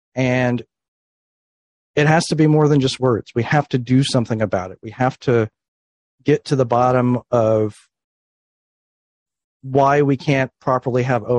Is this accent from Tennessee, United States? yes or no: no; Florida, United States; In Florida.